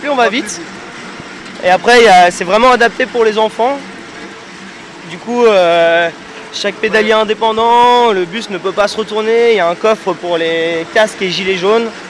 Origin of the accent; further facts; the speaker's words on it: Rouen, Normandy, France; On est de Normandie, de Rouen plus particulièrement, et on est là pour la fête du vélo qui se passe tous les ans sur Grenoble.